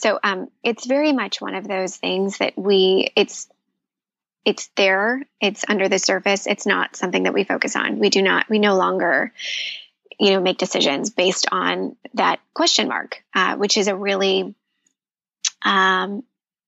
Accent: Midwest, United States; I grew up in the Midwest.

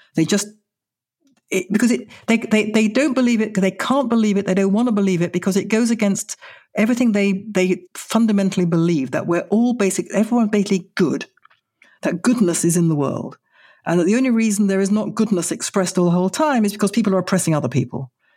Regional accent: United Kingdom; moved away as an adult; now in Israel; I am British. I will always be British. Britain made me

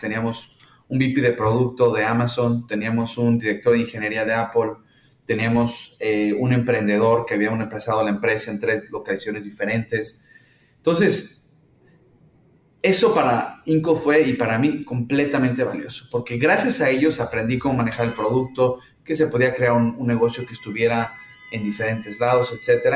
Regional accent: Mexico; moved away as an adult; now in San Francisco, United States; yo soy mexicano, digo, viviendo aquí en San Francisco, pero soy mexicano

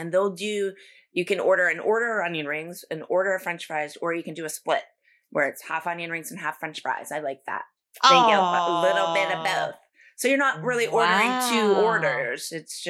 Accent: Pittsburgh, Pennsylvania, United States; now in Florida, United States; I'm from Pittsburgh.

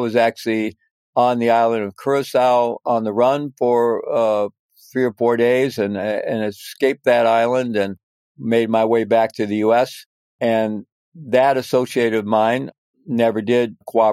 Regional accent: Missouri, United States; moved away as an adult; also born or lived in Peru; I was growing up in Missouri

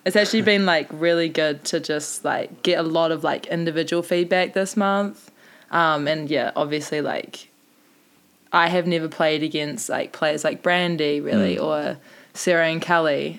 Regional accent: South Island, New Zealand; now in Mount Maunganui, New Zealand; I'm from the South Island, which is, like, strictly indoor, not much beach

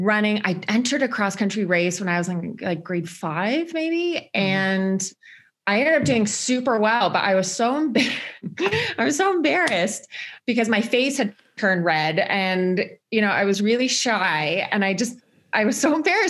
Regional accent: a suburb outside of Toronto, Ontario, Canada; accent: Canadian; moved away as an adult; now in Chamonix, France; I'm Canadian. Some people might be able to pick that up from my accent, but I try to hide it a little bit. So I grew up in Ontario, basically in a suburb outside of Toronto

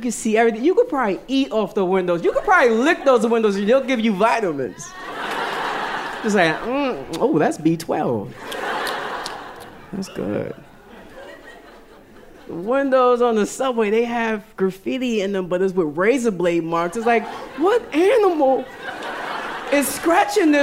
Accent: Yonkers, New York, United States; I'm from Yonkers

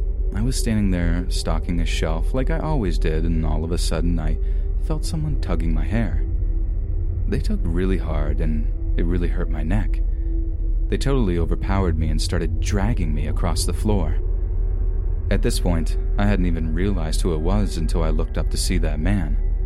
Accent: Southern United States, United States; now in Portland, United States; I had a really hard time growing up seeing as I was raised in the Bible Belt. My parents literally told me that they would rather me dead than be what I was.

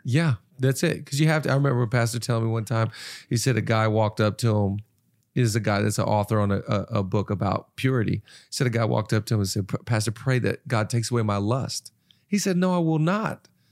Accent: Seattle, Washington, United States; moved away; I'm from Seattle.

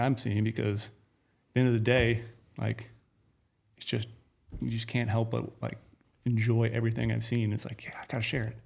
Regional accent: Midwest, United States; now in Nevada, United States; I grew up in the Midwest

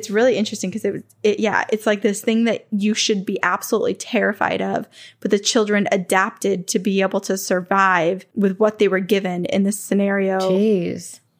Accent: Wales, United Kingdom; I grew up in North Wales, UK, in a very small three bedroom house on the housing estate built not too long before.

